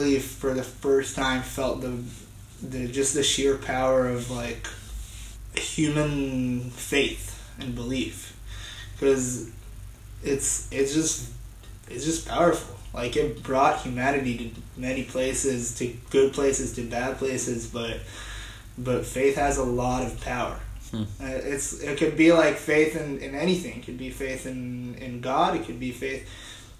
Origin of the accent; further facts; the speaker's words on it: Israel; moved away as an adult; I come from Israel, where we have mandatory military service.